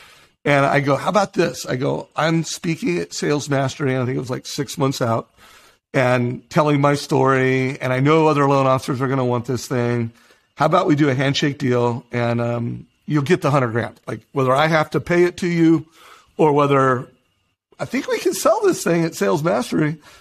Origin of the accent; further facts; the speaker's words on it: Huntington Beach, California, United States; I grew up in Huntington Beach